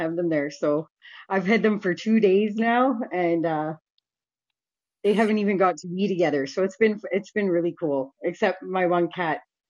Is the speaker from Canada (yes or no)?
yes; Vancouver, British Columbia, Canada; I grew up pretty much on Hastings, and in Canada, that's Vancouver